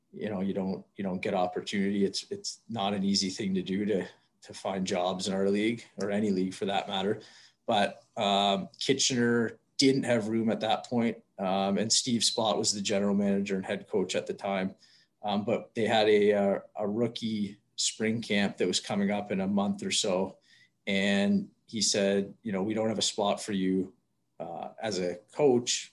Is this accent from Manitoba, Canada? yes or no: no; Whitby, Ontario, Canada; I grew up in Whitby, Ontario